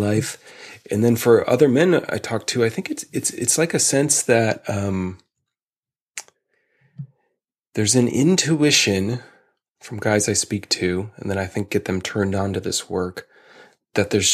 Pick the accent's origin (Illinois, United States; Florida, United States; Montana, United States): Illinois, United States; Chicago; growing up in Chicago